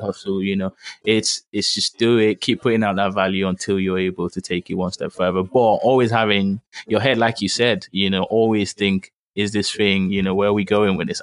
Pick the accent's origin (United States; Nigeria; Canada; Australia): Nigeria; Lagos; I grew up in Lagos too, so I speak a bit of Yoruba.